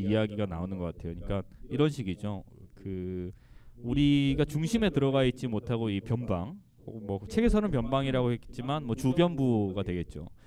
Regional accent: Gangwon, South Korea; 제가 강원도 출신이에요

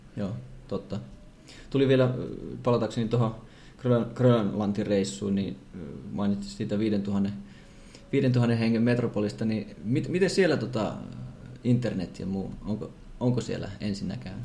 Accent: Savonlinna, South Savo, Finland; mä oon itse Savonlinnasta

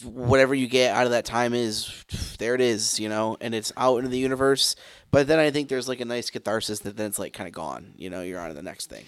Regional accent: Grand Rapids, Michigan, United States; where I grew up in Grand Rapids

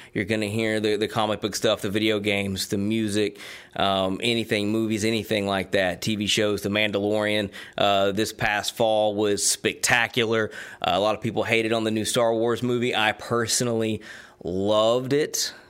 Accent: Georgia, United States; also born or lived in Tennessee / Knoxville, Tennessee; now in South Carolina, United States; I was born in Georgia, uh, lived in Tennessee for a good part of my life.

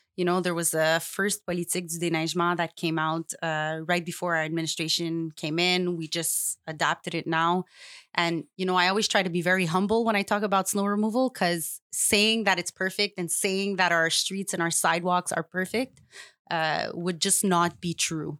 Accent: Montreal, Quebec, Canada; I grew up in Saint Leonard

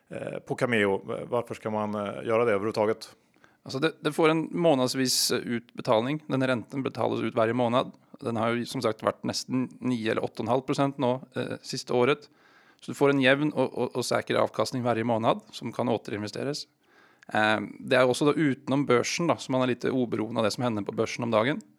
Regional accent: Bergen, Vestland, Norway; accent: Oslo dialect; Swedish is a second language; Bergen, men jag har ingen dialekt från Bergen tyvärr. Så det är Oslo-dialekten ni hör.

